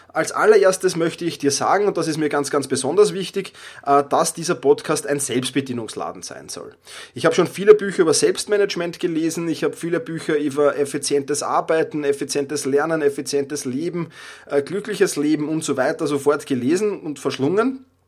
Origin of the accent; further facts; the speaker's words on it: Vienna, Austria; accent: Viennese dialect; Ich komme aus Wien, ich habe den Wiener Dialekt äh, manchmal drauf